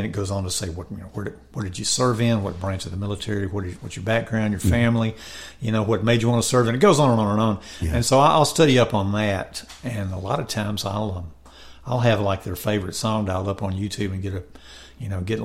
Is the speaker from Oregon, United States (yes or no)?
no; Memphis, Tennessee, United States; I grew up in Memphis, and so before I started writing songs, I was playing guitar in bands over there